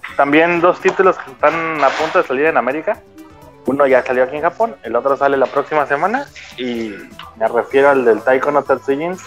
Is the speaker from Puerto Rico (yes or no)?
no; Mexico; now in Gifu, Japan; somos bien poquitos mexicanos acá